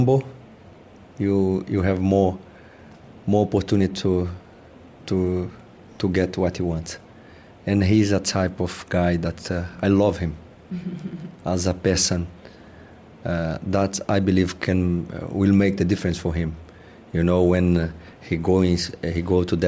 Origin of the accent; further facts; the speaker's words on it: Brazil; moved away as an adult; now in England; we come from Brazil, we are very close.